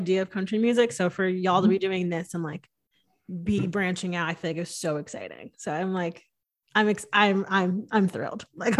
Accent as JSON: {"language": "English", "region": "Connecticut", "country": "United States", "tie": "born or raised there", "moved": "yes", "lives_now": "Austin, United States", "said": "growing up in Connecticut"}